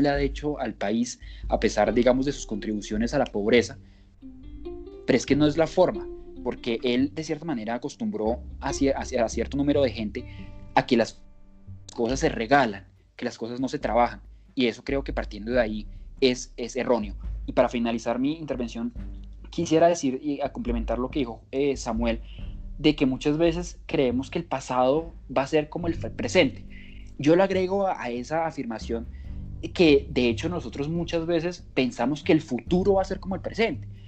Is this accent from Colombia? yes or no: yes; Colombia; nosotros como colombianos